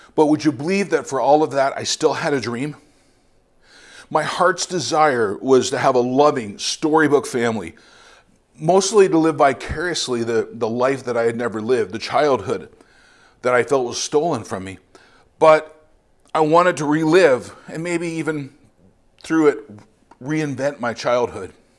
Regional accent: London, Ontario, Canada; moved away as an adult; also born or lived in Bogota, Colombia; I'm originally from London, Ontario

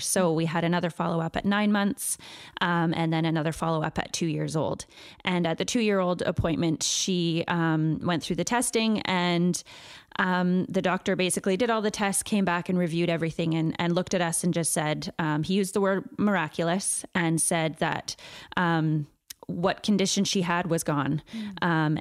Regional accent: Chilliwack, British Columbia, Canada; I grew up in Chilliwack

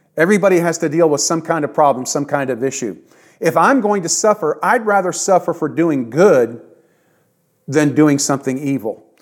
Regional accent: United States; Yes, I am an American. I was raised in America.

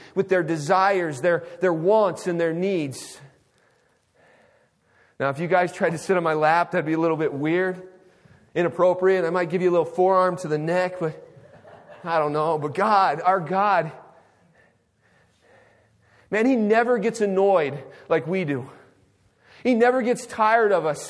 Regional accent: United States; As an American

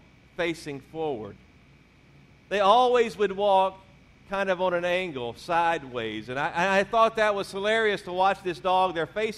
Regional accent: Louisiana, United States; moved away; also born or lived in Mississippi; I was born in Mississippi, raised in Louisiana

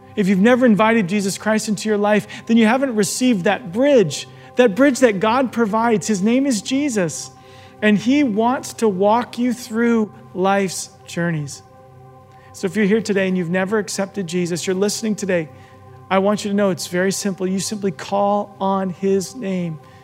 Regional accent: Arizona, United States; I'm from Arizona and I often talk about my life in Arizona. Growing up there

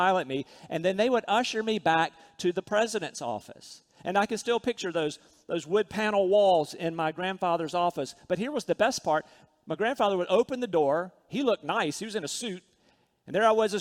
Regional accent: Rocky Mount, North Carolina, United States; When I was a little boy growing up in Rocky Mount, North Carolina, I lived pretty

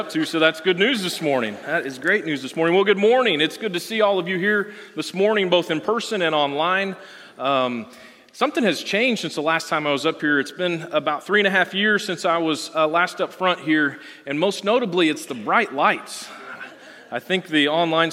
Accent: Canton, United States; I'm from Canton

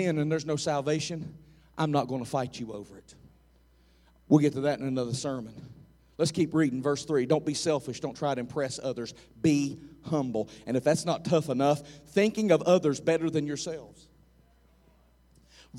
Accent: United States; I'm an American

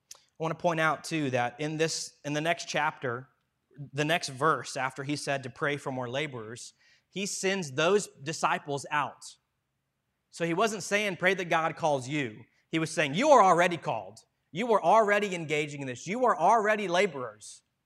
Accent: Madison Heights, Virginia, United States; I grew up down in Madison Heights, Virginia

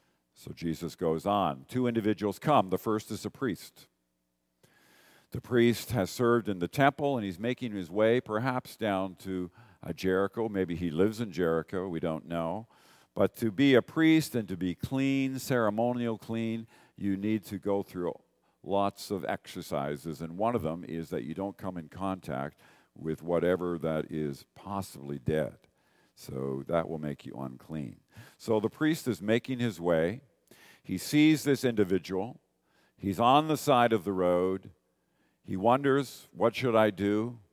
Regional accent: Northern Ireland, United Kingdom; now in Canada; Even though most Canadians are immigrants from somewhere, I'm an immigrant from Northern Ireland

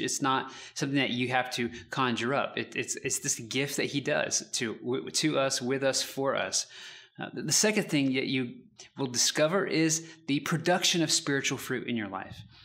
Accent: United States

